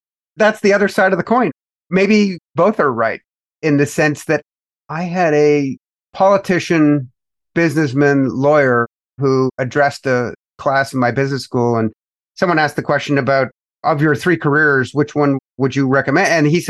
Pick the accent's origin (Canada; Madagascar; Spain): Canada; now in United States; In particular, here in the United States of America, because I came from Canada, the premise that a lot of folks that adopt the capitalist way of life aspire to is get rich as fast as possible.